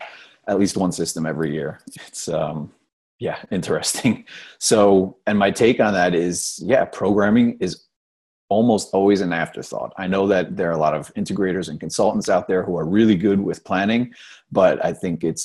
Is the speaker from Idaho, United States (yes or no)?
no; New Jersey, United States; moved away as an adult; also born or lived in New York; now in Germany; I'm originally from New Jersey